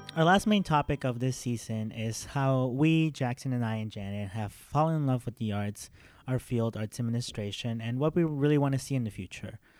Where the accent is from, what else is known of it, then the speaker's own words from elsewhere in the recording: Mexico; moved away; I'm from Mexico.